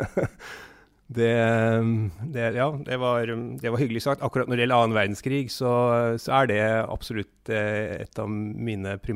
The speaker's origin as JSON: {"language": "Norwegian", "region": "Southern Norway", "country": "Norway", "said": "Og vi kom skjevt ut, for å si det sånn, som søringer."}